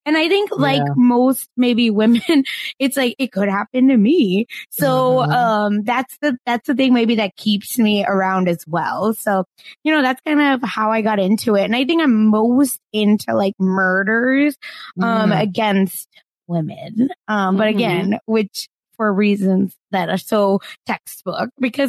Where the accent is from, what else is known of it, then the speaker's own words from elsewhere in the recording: Broken Arrow, Oklahoma, United States; You know, much like Kristen Chenoweth, I am from Broken Arrow, but have no connection to anything related